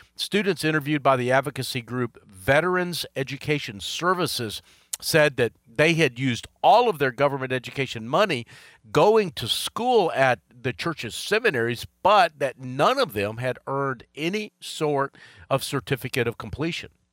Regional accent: Charlotte, North Carolina, United States; right here in my hometown of Charlotte

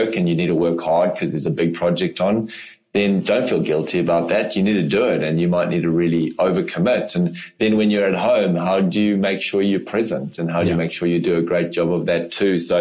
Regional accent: South Africa; accent: South African; also born or lived in Europe; now in New Zealand; I am from Africa originally, so I still obviously speak with a South African accent, but New Zealand is home

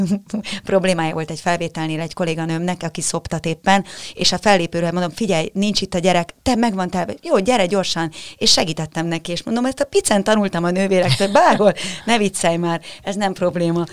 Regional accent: Budapest, Hungary; a Békás megyeri lakótelepen nőttem fel

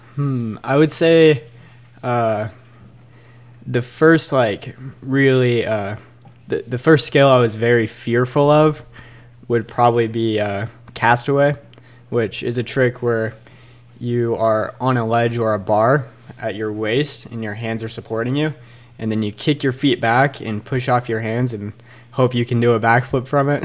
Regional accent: Bend, Oregon, United States; was born and raised in Bend

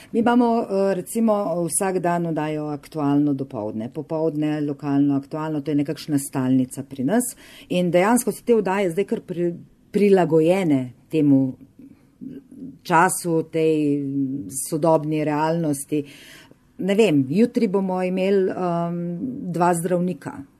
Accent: Carinthia, Slovenia; moved away as an adult; also born or lived in Upper Carniola (Gorenjska); now in Škofja Loka, Slovenia; jaz sem Korošica, naturalizirana Gorenka, sem že kar skoraj 30 let na Gorenskem, živim v Škofiloki.

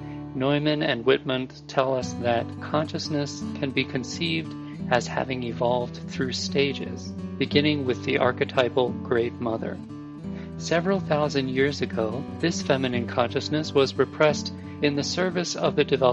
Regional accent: Japan; English is a second language; now in England, United Kingdom; Originally, I am from Japan, and I have been living in England since 2003.

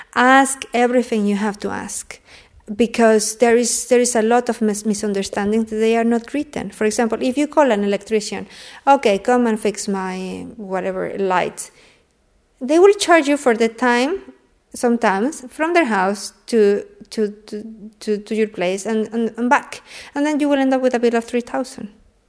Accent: Mexico City, Mexico; now in Odense, Denmark; Mexico City.

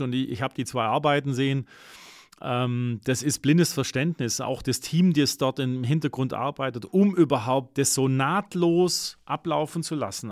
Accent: Germany; bei uns in Deutschland

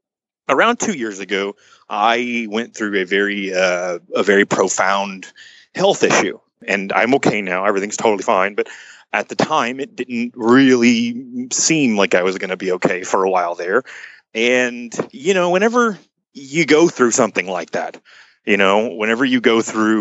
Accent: Garland, Texas, United States; I'm from a little town outside of Dallas called Garland

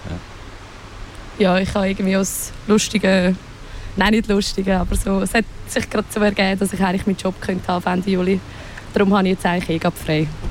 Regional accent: Wettingen, Aargau, Switzerland; ich bin in Wettigen aufgewachsen

